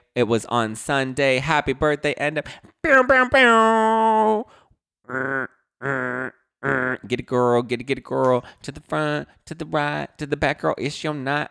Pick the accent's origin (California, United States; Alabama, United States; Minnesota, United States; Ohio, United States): California, United States; Los Angeles; I'm from Los Angeles